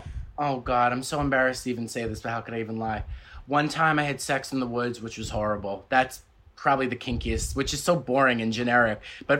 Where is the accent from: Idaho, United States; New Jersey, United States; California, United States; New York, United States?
New York, United States; New York City; now in Los Angeles, United States; So basically I'm Italian, but I'm from Staten Island. A lot of my friends were Irish, so St. Patrick's Day was a really big deal.